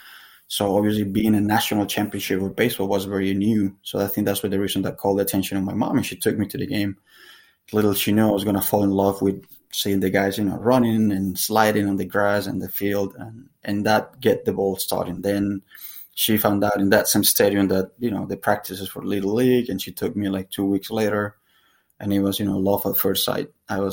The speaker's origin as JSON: {"language": "English", "town": "San Cristóbal", "region": "Táchira", "country": "Venezuela", "tie": "born or raised there", "also_born_or_lived": "Dominican Republic", "moved": "yes", "said": "I'm originally from Venezuela, from a town called San Cristobal."}